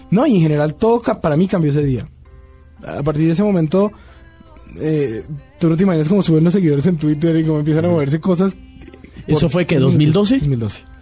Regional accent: Bogotá, Colombia; soy colombiano.

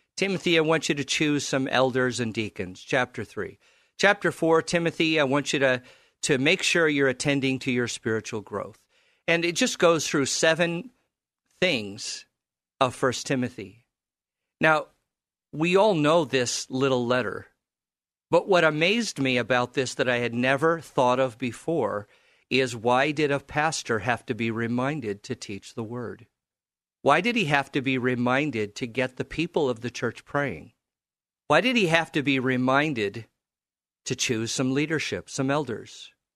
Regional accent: California, United States; now in Portland, United States; I grew up in California

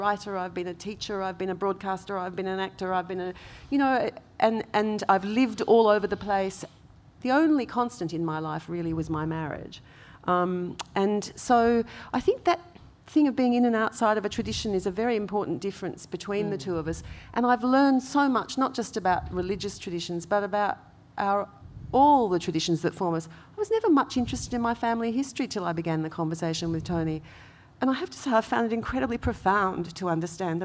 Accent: Gascoyne region of Western Australia, Australia; I grew up with Yamaji spirituality, which is the Gascoyne region of Western Australia

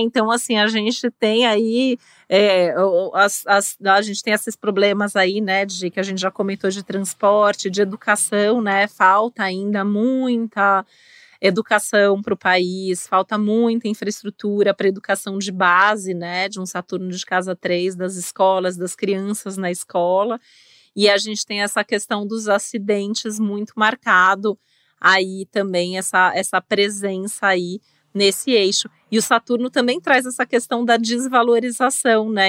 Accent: Brazil; no nosso país

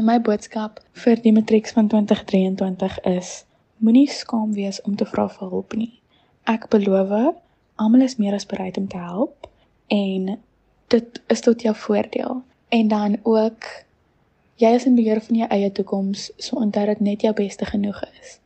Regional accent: Stellenbosch, Western Cape, South Africa; also born or lived in Paarl; Ek is gebore in die Parel op die 29ste Julie van 2004. Ek het my hele lewe lank tot en met graad 4 in die Parel gebly. En um in die begin van graad 4 het ek by Laerskool Stellenbosch aangesluit en ek was daar tot en met graad 7

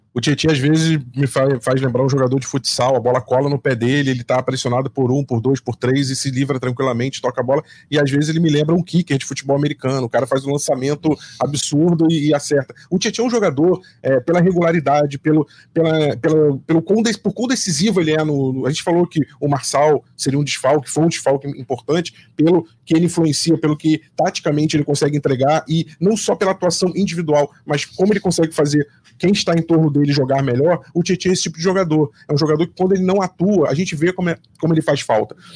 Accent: Rio de Janeiro, Brazil; a gente cresceu vendo todos os clássicos no Maracanã

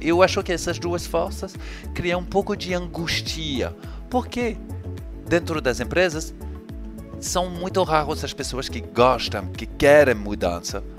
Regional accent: France; accent: French; Portuguese is a second language; moved away as an adult; now in Rio de Janeiro, Brazil; eu sou francês, vocês vão perceber com o meu sotaque, mas eu me mudei para cá há um pouco mais de quatro anos.

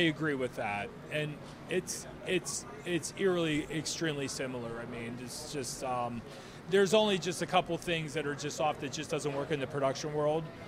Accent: Ambridge, Pennsylvania, United States; I grew up in Ambridge

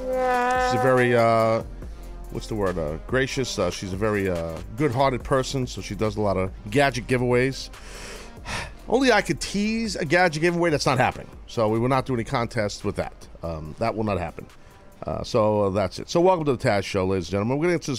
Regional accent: New York City, New York, United States; I'm a New Yorker

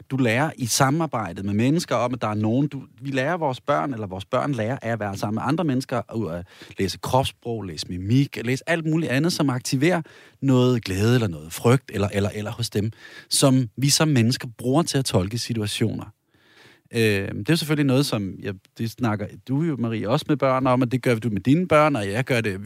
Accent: Denmark; moved away; hvor jeg er vokset op i provinsen

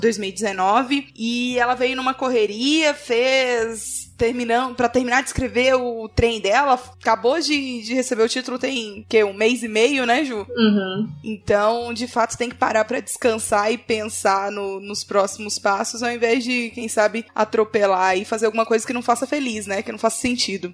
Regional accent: Pará, Brazil; also born or lived in United States; Do Pará

